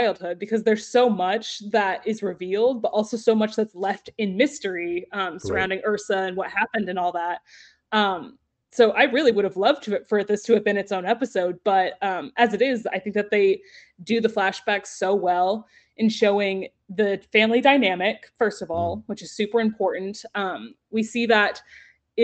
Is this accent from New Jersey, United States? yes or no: no; Texas, United States; I'm from Texas